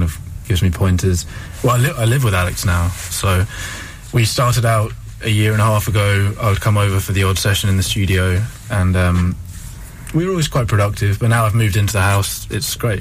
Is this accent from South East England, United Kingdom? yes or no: yes; Albury, South East England, United Kingdom; who I grew up with in Albury.